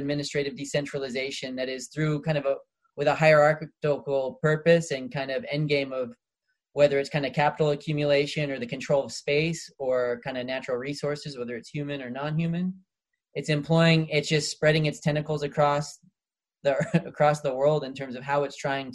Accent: United States; I'm from the United States

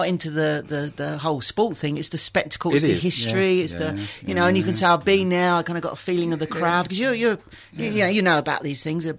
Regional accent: London, United Kingdom; I was born in Dulwich.

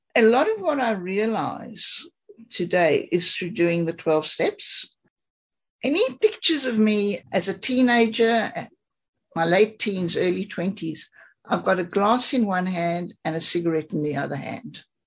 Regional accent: South Africa; I grew up in South Africa.

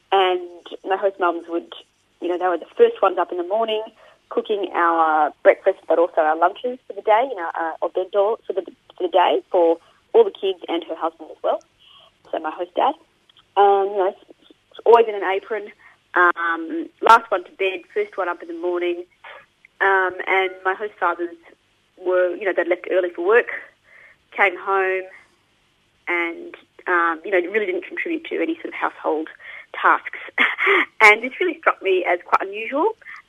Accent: Queensland, Australia; also born or lived in Japan; I first started studying the language when I was at school in Brisbane. So I grew up in Queensland, and Japanese was a pretty popular language in the 1980s and 90s.

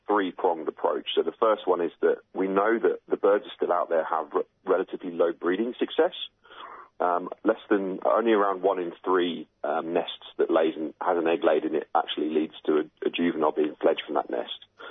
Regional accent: United Kingdom; now in Australia; as you can tell from my accent, I'm obviously originally from the UK.

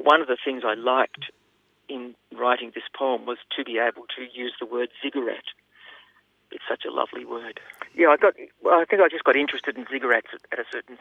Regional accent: Australia; as an Australian

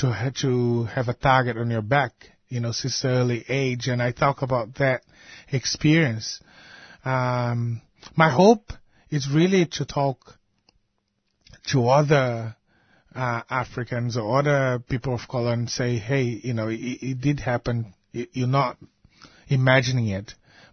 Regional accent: Brazil; now in Australia; growing up in Brazil

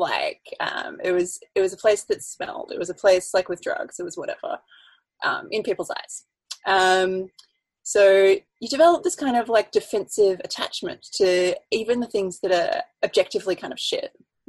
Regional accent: Footscray, Victoria, Australia; I grew up in Footscray

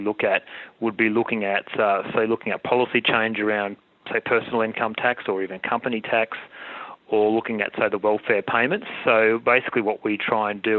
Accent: Australia; as an Australian

